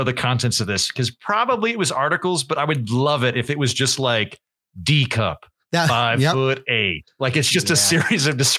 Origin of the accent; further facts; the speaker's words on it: Oklahoma, United States; Cause I grew up in Oklahoma, which is basically the town from Footloose.